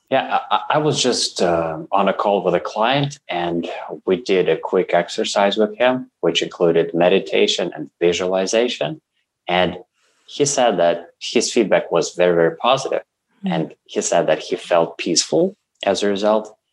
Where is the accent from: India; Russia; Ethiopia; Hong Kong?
Russia; English is a second language; moved away as an adult; now in Canada; I come from Russia I'm 38 now and for 36 years I lived in Russia